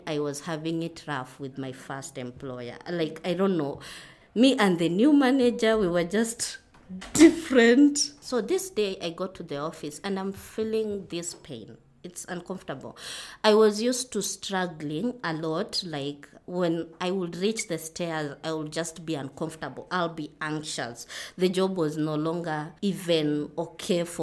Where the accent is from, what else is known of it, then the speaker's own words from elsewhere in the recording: Kitale, Trans-Nzoia County, Kenya; now in Nairobi, Kenya; We come from Kitale. That's where my home is. But now I'm living in Nairobi.